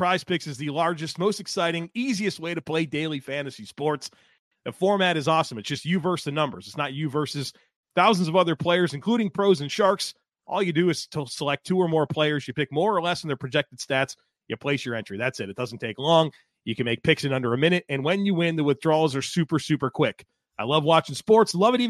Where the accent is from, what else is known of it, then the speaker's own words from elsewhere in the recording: Buffalo, New York, United States; now in North Carolina, United States; I was born in Buffalo, New York. I grew up a Sabres fan.